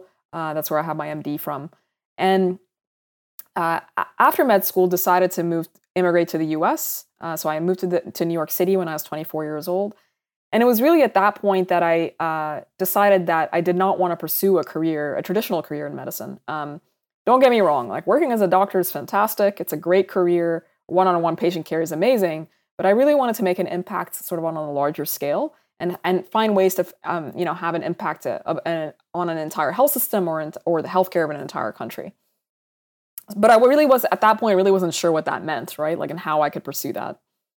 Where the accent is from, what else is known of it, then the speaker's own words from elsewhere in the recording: Saudi Arabia; also born or lived in Sudan; So I'm originally from Sudan. That's where my parents are from. It's where I identify being from. And I also grew up in Saudi Arabia.